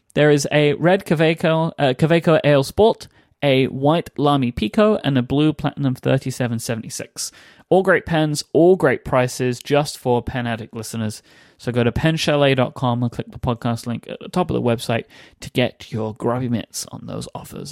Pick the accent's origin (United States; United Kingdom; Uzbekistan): United Kingdom